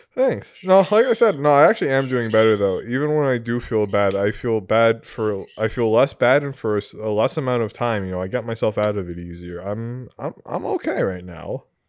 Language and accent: English; New England, United States; growing up in New England with Tom Brady